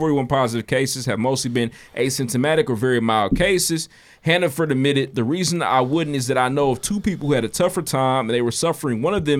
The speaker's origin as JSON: {"language": "English", "town": "Indianapolis", "region": "Indiana", "country": "United States", "said": "we're from Indianapolis, Indiana."}